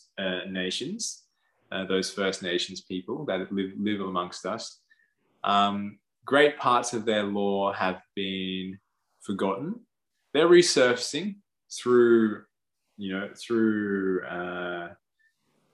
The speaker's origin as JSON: {"language": "English", "country": "Australia", "tie": "born or raised there", "said": "Because we've been born to this land, or I have."}